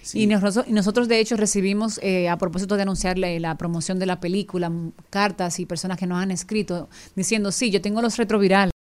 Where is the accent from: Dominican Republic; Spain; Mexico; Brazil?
Dominican Republic; accent: Dominican; nosotros como dominicanos